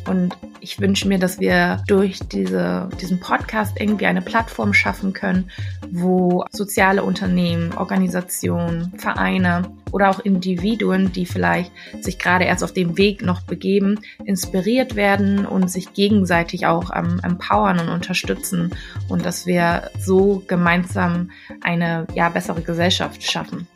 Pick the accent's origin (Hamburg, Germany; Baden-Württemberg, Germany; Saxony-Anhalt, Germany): Hamburg, Germany; Ich bin gebürtige Hamburgerin